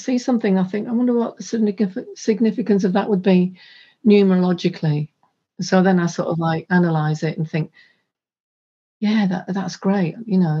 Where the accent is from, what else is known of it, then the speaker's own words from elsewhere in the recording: Hull, Yorkshire and the Humber, United Kingdom; there was a large park in my hometown and they had free festivals. And I knew a lot of the local bands, so I used to go along to these festivals with them. And then when they played outside of Hull